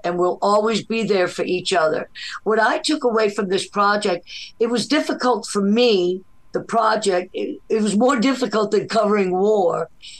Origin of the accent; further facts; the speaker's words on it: New Orleans, Louisiana, United States; also born or lived in Nicaragua; Well, I'm half from New Orleans and half from Nicaragua.